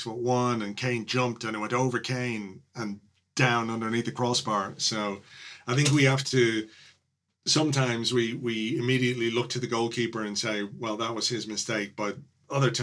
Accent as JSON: {"language": "English", "country": "Ireland", "said": "As an Irish guy"}